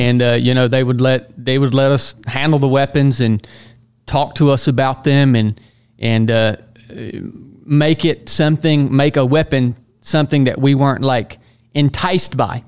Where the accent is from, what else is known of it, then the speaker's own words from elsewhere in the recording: Northwest Georgia, United States; moved away as an adult; originally from Northwest Georgia, so I've come full circle. I'm back there now.